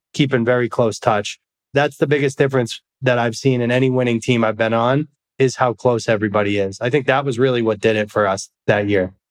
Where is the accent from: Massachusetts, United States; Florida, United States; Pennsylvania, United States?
Massachusetts, United States; moved away; also born or lived in Scottsdale, Arizona; a kid like me growing up in Massachusetts